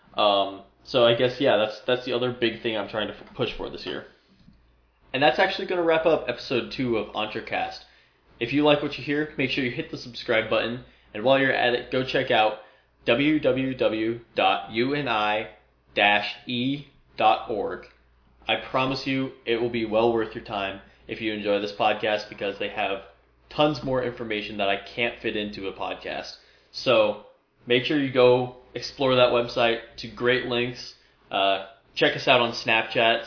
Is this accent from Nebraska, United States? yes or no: yes; Omaha, Nebraska, United States; moved away as an adult; now in Iowa, United States; I'm originally from the Omaha area.